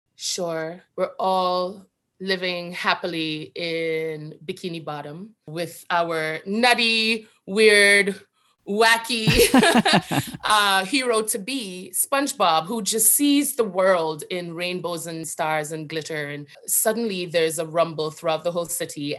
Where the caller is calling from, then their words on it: New York City, New York, United States; I am calling from Brooklyn